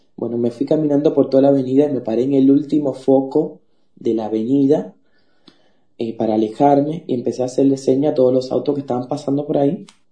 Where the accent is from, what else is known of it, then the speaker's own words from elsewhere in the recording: Cuba; moved away as an adult; also born or lived in Uruguay; now in Buenos Aires, Argentina; yo soy de Cuba